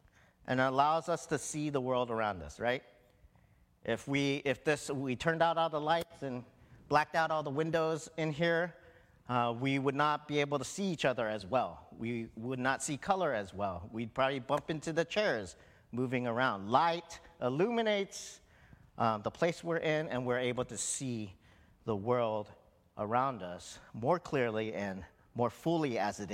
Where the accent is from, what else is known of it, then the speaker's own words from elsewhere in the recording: Hawaii, United States; I was born in Hawaii